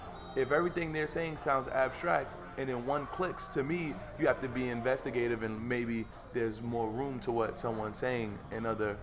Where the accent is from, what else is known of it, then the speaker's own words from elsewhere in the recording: New York City, New York, United States; I'm from Harlem